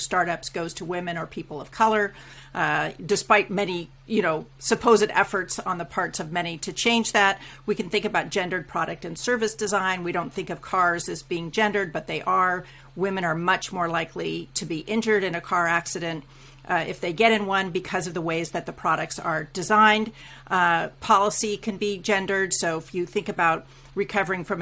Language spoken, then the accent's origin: English; United States; moved away as an adult; now in Canada; I'm an American immigrant to Canada and now a naturalized Canadian citizen as well.